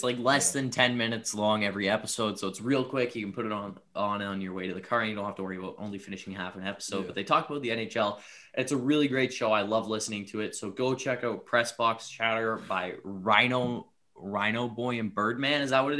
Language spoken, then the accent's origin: English; Nova Scotia, Canada; also born or lived in Alberta; I was born in Alberta, but then we moved to Nova Scotia to live with my mother's side of the family.